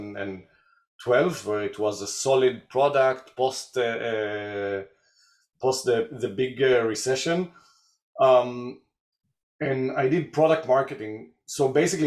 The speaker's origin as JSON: {"language": "English", "town": "Tel Aviv", "region": "Tel Aviv District", "country": "Israel", "tie": "born or raised there", "said": "I was born and raised in Israel, Tel Aviv"}